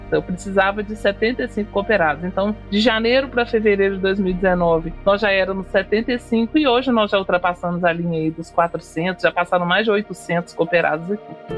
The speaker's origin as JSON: {"language": "Portuguese", "town": "Belo Horizonte", "region": "Minas Gerais", "country": "Brazil", "tie": "born or raised there", "said": "sou natural de Belo Horizonte, Minas Gerais"}